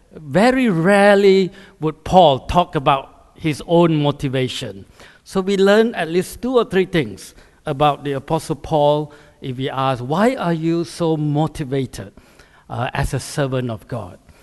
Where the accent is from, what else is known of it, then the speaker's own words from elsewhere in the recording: Malaysia; moved away as an adult; also born or lived in Canada / United States / Singapore; now in United Kingdom; I grew up in Malaysia, which is a Muslim country, uh, as a high school, A levels